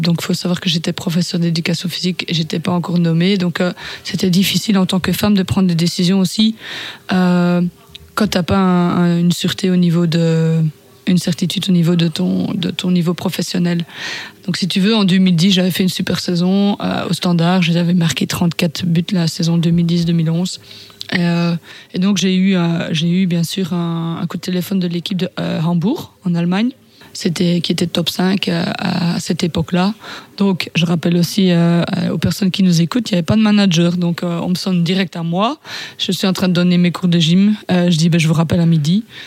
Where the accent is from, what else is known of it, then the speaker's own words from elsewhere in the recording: Ardennes, Wallonia, Belgium; je viens de la province de Ardennes